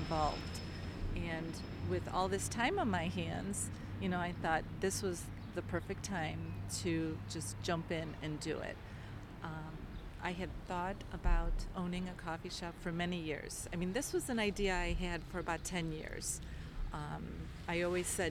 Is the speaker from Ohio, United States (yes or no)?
yes; Kirtland, Ohio, United States; also born or lived in Toledo, Ohio; now in Chardon, United States; I am from Kirtland. That's where I grew up